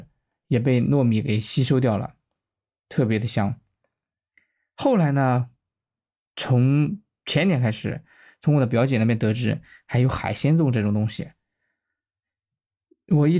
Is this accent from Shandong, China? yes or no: yes; Shandong Peninsula, China; 我呢是出生在山东半岛的一个小镇上，这个镇的经济还可以，自称为齐鲁五大古镇之一。